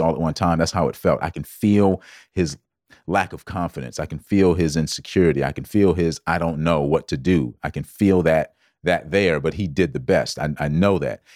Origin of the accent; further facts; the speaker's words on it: Georgetown, South Carolina, United States; I grew up in South Carolina. Born and raised, of course, Georgetown, South Carolina, to be exact.